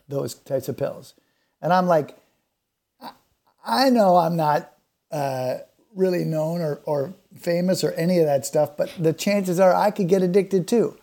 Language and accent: English; Canada; being Canadian